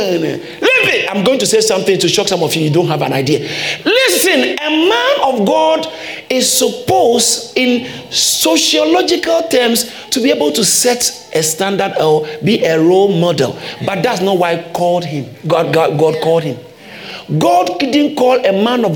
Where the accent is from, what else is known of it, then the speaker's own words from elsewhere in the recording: Ghana; I grew up in Ghana